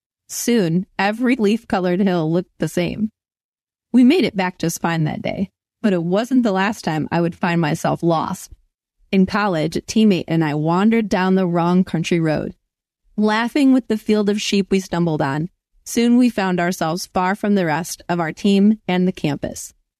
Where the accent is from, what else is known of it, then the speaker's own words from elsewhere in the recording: Cuyahoga River Valley, Ohio, United States; Growing up in the Cuyahoga River Valley, our cross-country team ran up and down and wound around the national park we were grateful to call home.